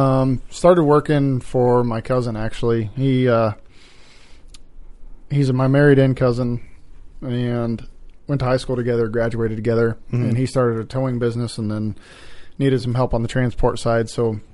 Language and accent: English; Nevada, Iowa, United States; I was born and raised small town in Nevada, Iowa, just outside of Ames.